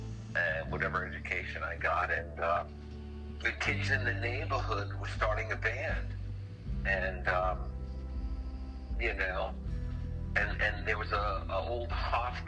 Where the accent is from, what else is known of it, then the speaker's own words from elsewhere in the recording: Long Island, New York, United States; also born or lived in Brooklyn, New York / Queens, New York; I was born in Brooklyn, and I did some growing up in Queens, and then the family all moved us out to Long Island when I was a kid, and I went into public school